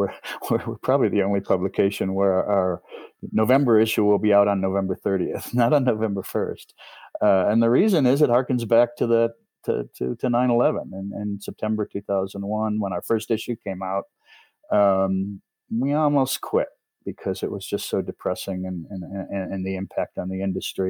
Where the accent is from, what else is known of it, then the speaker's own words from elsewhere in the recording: New York, United States; moved away; also born or lived in Los Angeles / Manhattan; I grew up in New York State, but I was living in Los Angeles